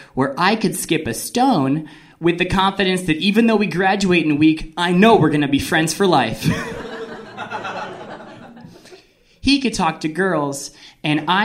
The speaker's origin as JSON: {"language": "English", "region": "New Jersey", "country": "United States", "said": "I'm from New Jersey, which is a place where we take all of our emotions and we put it in one pizza"}